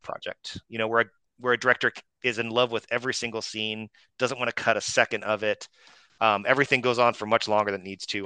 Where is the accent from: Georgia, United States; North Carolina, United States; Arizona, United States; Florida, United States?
Arizona, United States; Phoenix; moved away; I grew up in in the Phoenix area